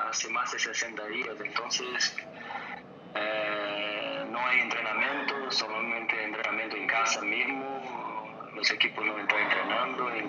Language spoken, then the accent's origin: Spanish; Brazil; Spanish is a second language; moved away as an adult; nosotros también, en Brasil